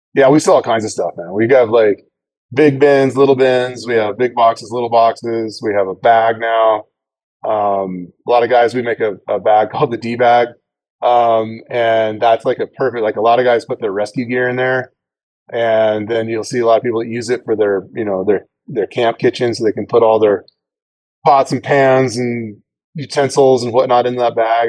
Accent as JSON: {"language": "English", "region": "Idaho", "country": "United States", "said": "I'm I'm from Idaho"}